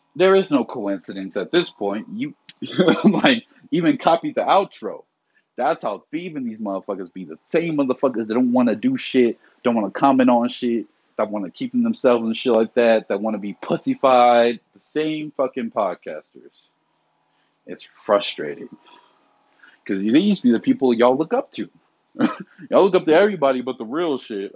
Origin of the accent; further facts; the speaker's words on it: the South, United States; I grew up in the South where hurricane season is plentiful